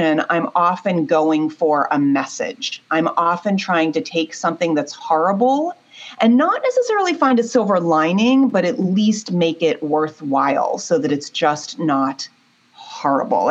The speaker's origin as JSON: {"language": "English", "town": "Pittsburgh", "region": "Pennsylvania", "country": "United States", "tie": "born or raised there", "said": "I grew up in Pittsburgh and was a 16-year-old in an all-girls school."}